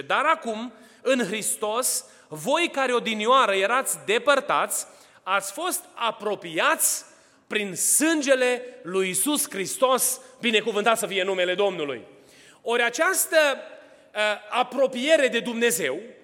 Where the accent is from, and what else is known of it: Romania; now in Atlanta, United States